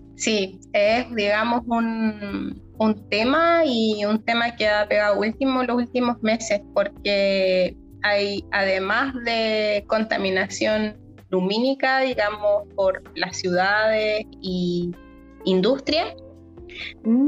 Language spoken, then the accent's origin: Spanish; Chile; nosotros como chilenos